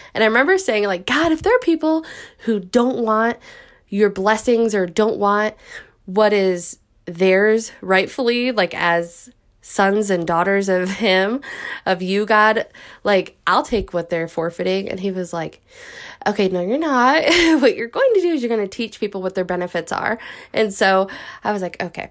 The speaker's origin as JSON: {"language": "English", "region": "Midwest", "country": "United States", "said": "I'm from the Midwest"}